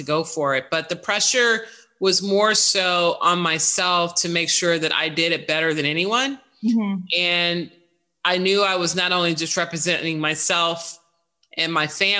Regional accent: Chicago, Illinois, United States; now in New York City, United States; one that I grew up in Chicago.

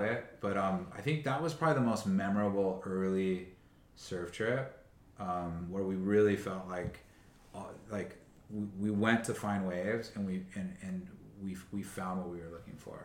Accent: Westlake Village, California, United States; also born or lived in Burbank, California; my community was rather small growing up in West like Thousand Oaks.

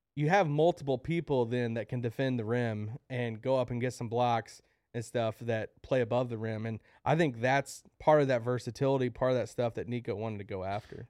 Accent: Kentucky, United States; I'm from Kentucky

